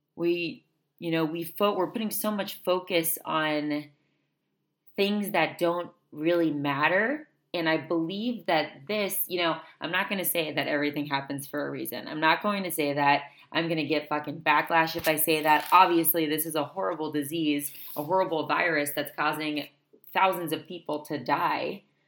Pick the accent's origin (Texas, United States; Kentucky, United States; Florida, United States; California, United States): Florida, United States; South; moved away; I'm from South Florida